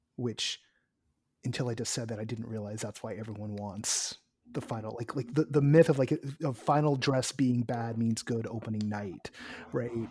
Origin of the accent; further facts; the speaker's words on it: Orange County, California, United States; I was born in Orange County